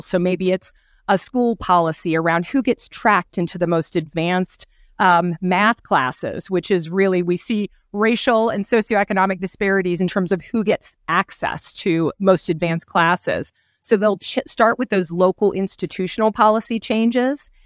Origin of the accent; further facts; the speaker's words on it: the Midwest, Ohio, United States; I come from the Midwest in Ohio